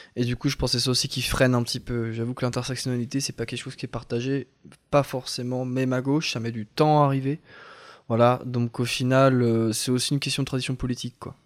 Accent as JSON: {"language": "French", "country": "France", "said": "on est français"}